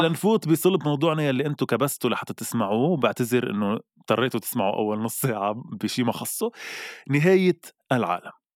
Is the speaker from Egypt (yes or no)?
no; Lebanon; نحن كلبنانيه